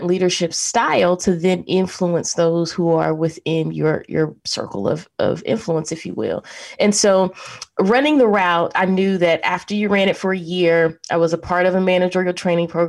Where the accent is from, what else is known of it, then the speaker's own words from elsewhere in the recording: Charlotte, North Carolina, United States; also born or lived in Raleigh, North Carolina; I was born and raised in Charlotte, North Carolina